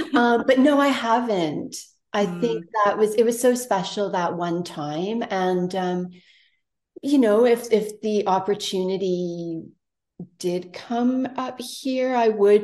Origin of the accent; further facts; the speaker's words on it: Toronto, Ontario, Canada; now in Tofino, Canada; I grew up in Toronto big city